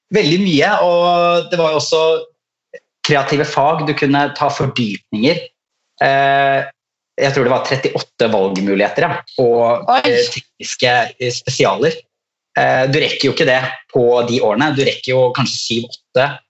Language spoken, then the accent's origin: Norwegian; Skien, Vestfold og Telemark, Norway; jeg er jo fra Skien i Telemark